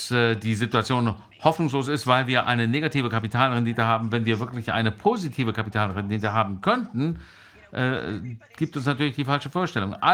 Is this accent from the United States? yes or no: yes; United States; German is a second language; Aber als Amerikanerin kann ich sagen, ich habe die tiefe der äh, Korruption untersucht von ganz unten